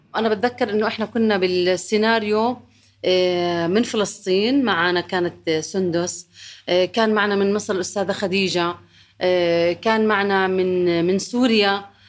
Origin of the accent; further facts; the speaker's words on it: Jordan; انا كنت من الاردن